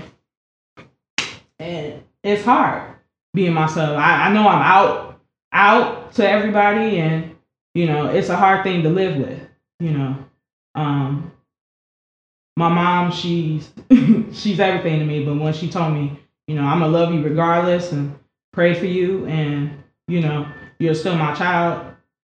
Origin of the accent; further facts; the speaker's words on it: United States; I'm from the Lake County area.